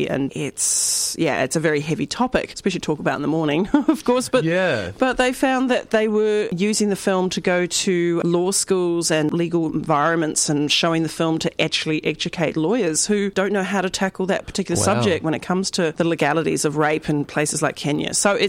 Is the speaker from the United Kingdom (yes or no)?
no; New Zealand; I'm from New Zealand, so there's a very big Scottish connection.